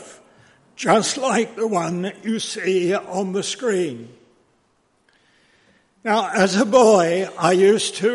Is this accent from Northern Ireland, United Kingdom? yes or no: no; London, United Kingdom; As a boy, I was brought up in Oakwood Baptist Church in North London